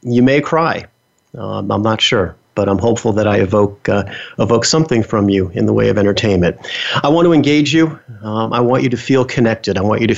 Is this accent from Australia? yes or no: no; New York City, New York, United States; So I was born and raised in New York City, the Bronx, to be specific. Now, I know some of you are going to say, wow, you definitely do not have a New York accent.